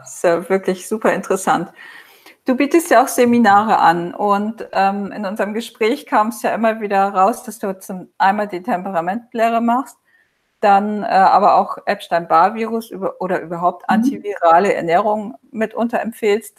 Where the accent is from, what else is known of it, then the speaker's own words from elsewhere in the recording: Northern Germany, Germany; moved away; Ich komme ja aus dem Norden in Deutschland